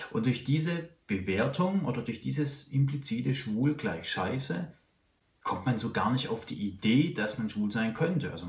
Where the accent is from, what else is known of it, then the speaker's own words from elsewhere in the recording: Baden-Württemberg, Germany; Also ich bin aufgewachsen in Süddeutschland, in Württemberg. Also Baden-Württemberg heißt das Bundesland, aber es ist durchaus ein Unterschied, ob man in Baden aufwächst oder in Württemberg.